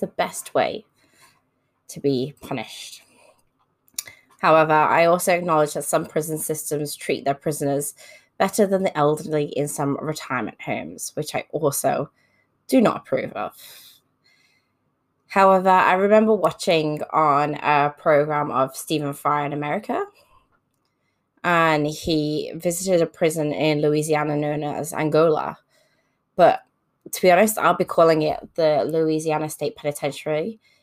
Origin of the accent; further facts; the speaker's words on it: United Kingdom; now in Australia; I was brought up in the United Kingdom, and I currently live in Australia